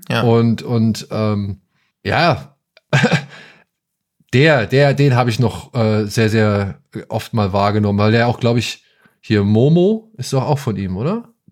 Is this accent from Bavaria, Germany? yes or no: no; Hesse, Germany; hier bei uns in Hessen